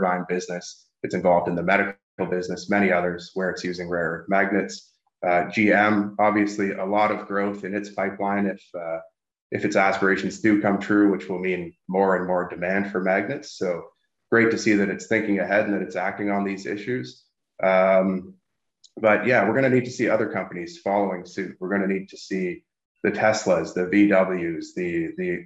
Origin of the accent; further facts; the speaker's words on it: Sudbury, Ontario, Canada; now in Toronto, Canada; I'm based in the Toronto area, close to my hometown of Sudbury, Ontario, which is a major nickel mining